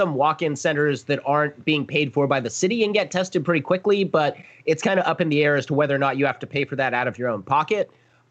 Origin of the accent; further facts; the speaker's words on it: Arizona, United States; now in California, United States; My home state, if not birth state of Arizona